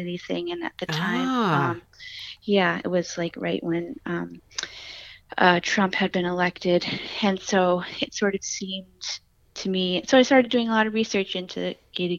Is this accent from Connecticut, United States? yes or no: yes; New Haven, Connecticut, United States; I'm originally from New Haven